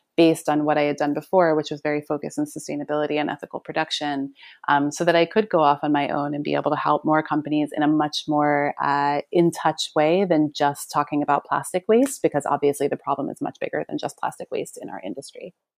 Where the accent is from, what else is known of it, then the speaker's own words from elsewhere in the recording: New York, United States; I'm from New York.